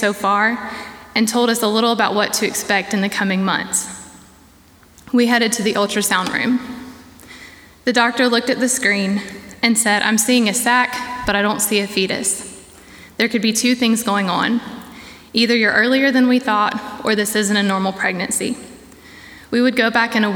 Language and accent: English; Savannah, Georgia, United States; moved away as an adult; now in Boiling Springs, United States; I'm originally from Savannah, Georgia